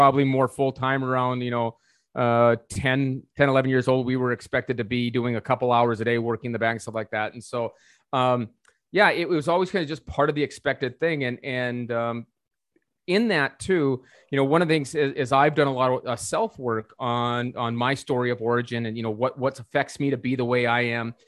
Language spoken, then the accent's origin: English; North Dakota, United States; I was born and raised in North Dakota. I'm from North Dakota.